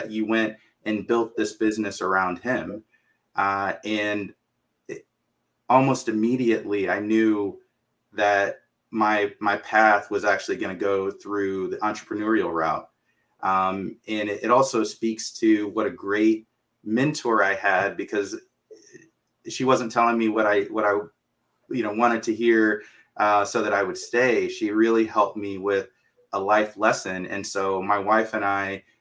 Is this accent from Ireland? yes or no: no; Dallas, Texas, United States; also born or lived in Jackson, Mississippi; I'm originally from Jackson, Mississippi, and grew up mostly in Dallas